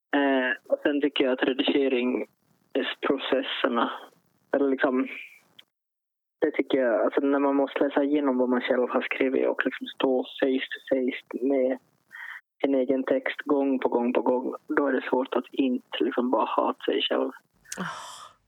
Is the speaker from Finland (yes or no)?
yes; Finland; som finlandssvensk författare